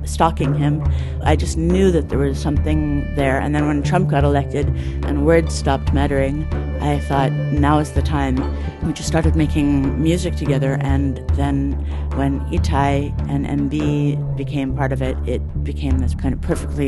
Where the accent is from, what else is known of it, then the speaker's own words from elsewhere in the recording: Toronto, Ontario, Canada; now in United States; I was born in Toronto, Canada